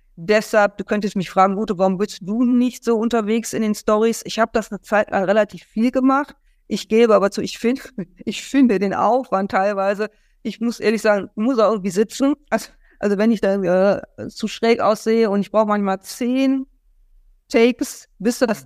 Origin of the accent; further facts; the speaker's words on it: Germany; als Deutscher